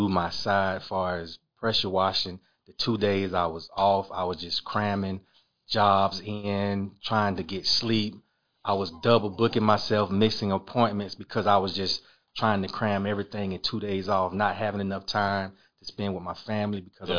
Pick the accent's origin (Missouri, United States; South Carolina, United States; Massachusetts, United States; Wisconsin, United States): South Carolina, United States; Batesburg-Leesville; Born and raised in Batesburg. Pretty much my whole life been there.